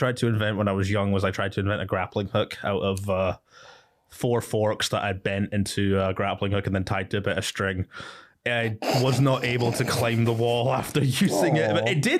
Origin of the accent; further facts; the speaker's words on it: Dubai, United Arab Emirates; now in United Kingdom; Mate, all the melanin that I had from growing up in Dubai disappeared as soon as I moved back to Scotland and just stayed all, spent all my time in the house.